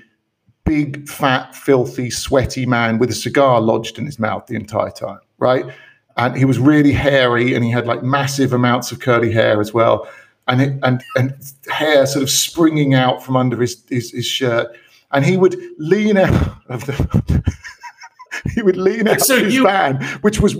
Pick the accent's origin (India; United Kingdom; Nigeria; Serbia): United Kingdom; moved away; my home country